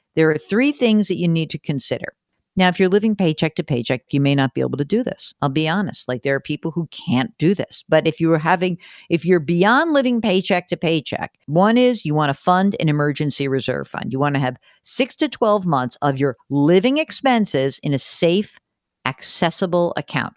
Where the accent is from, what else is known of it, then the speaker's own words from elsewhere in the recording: New York metropolitan area, United States; I grew up in the New York metropolitan area